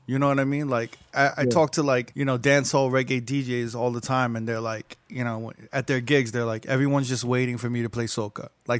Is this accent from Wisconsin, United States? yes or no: no; New York, United States; now in Las Vegas, United States; So I'm from New York.